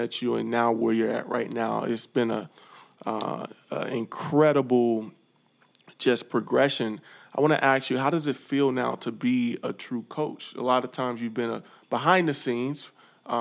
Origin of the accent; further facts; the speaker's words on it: St. Louis, Missouri, United States; also born or lived in Chicago; now in California, United States; I come from St. Louis, Missouri, lived in Chicago, and now I'm in California.